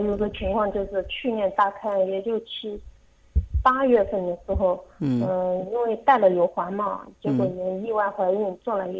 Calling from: Gushi, Henan, China; 我这边是河南固始，固始县。

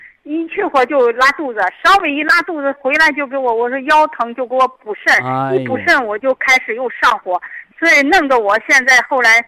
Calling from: Shijiazhuang, Hebei, China; 哎，我是石家庄的嗯听众。

